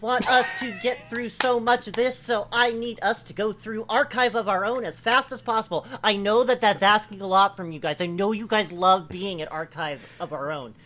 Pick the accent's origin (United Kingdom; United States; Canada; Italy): Italy; As Italian